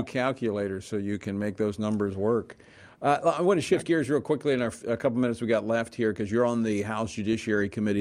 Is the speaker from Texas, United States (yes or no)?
no; Louisiana, United States; the 4th Congressional District of my home state of Louisiana